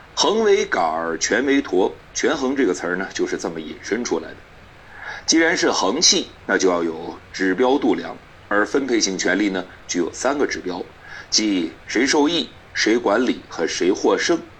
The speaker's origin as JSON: {"language": "Chinese", "country": "China", "said": "我们中国人"}